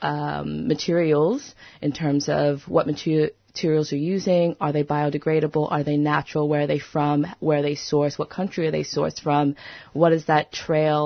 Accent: United States; I'm from the United States, but my family's from Brazil, St. Kitts, and the Bahamas

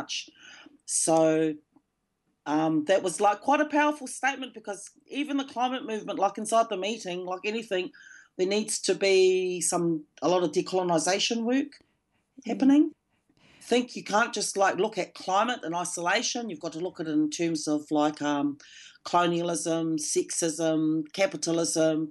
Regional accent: Ngāti Whātua, Auckland, New Zealand; also born or lived in Melbourne, Australia; I'm from the Ngāti Whātua tribe and I'm talking from Tamaki Makaurau in Auckland

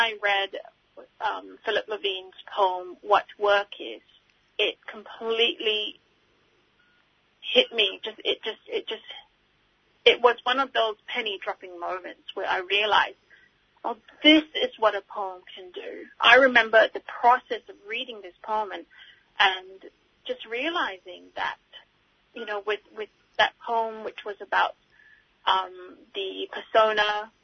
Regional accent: Singapore; moved away; Growing up in Singapore and being a student of English literature and linguistics

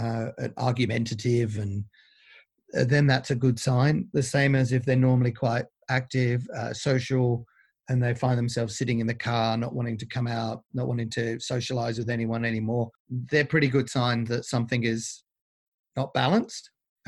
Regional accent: Australia; So we tend to be very good as Aussie blokes.

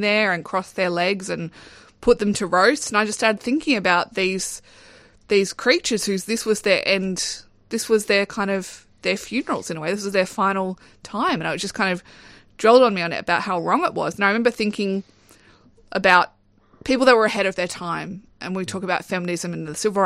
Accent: Darwin, Northern Territory, Australia; growing up in Darwin

